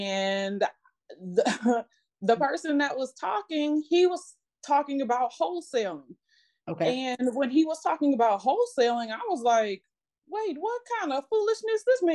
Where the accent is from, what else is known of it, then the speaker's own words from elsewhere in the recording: Illinois, United States; now in Atlanta, United States; I'm originally from Illinois.